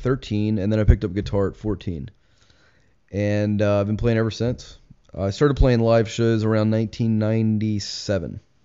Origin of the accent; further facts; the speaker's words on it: Richmond, Virginia, United States; I grew up in Richmond, um, born and raised